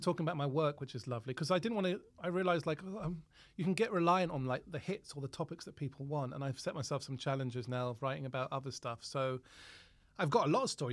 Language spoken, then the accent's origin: English; Harrow, London, United Kingdom; also born or lived in Cavan, Ireland; where I grew up at Council Estate in Harrow